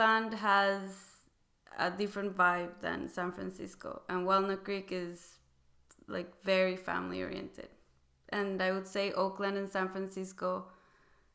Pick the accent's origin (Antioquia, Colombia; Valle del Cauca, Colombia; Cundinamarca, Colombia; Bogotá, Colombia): Bogotá, Colombia; Bogota, Colombia; moved away as an adult; also born or lived in Wisconsin, United States; now in California, United States; I'm originally from Colombia. I was born in Bogota. The first time I moved to the U.S., I was 18 years